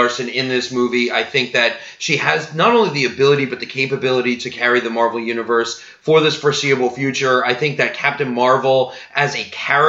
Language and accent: English; New Jersey, United States; I'm from New Jersey